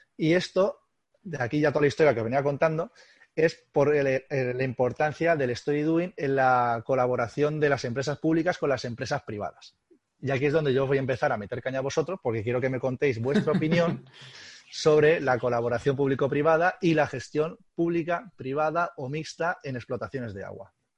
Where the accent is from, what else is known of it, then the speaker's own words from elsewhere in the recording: Albacete, Castilla-La Mancha, Spain; somos gente de Albacete y somos gente, gente dura